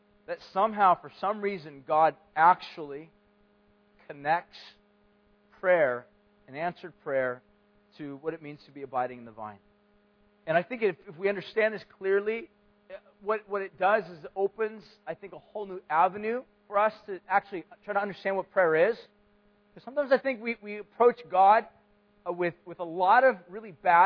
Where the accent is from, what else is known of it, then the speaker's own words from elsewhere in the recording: Huntington Beach, California, United States; I grew up in Huntington Beach